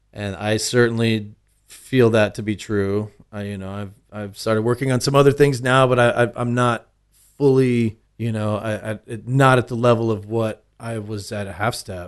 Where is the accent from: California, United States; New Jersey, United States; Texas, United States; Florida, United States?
Texas, United States; Austin; I grew up, uh, central Austin